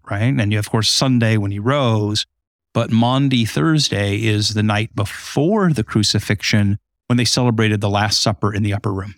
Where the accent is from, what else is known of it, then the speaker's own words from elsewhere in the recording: Southern California, United States; now in Holland, Michigan, United States; I grew up in Southern California on the beach